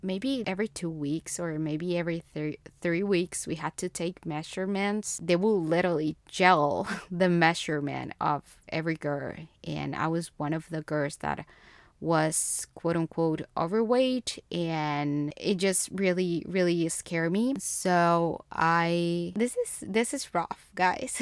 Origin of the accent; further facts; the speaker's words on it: Bogotá, Colombia; first language Spanish; English is a second language; moved away as an adult; I was born and raised in Bogotá, Colombia